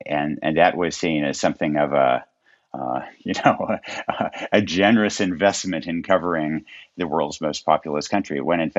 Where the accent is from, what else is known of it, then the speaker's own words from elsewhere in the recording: Yamhill, Oregon, United States; also born or lived in Chicago; in my hometown of Yamhill, Oregon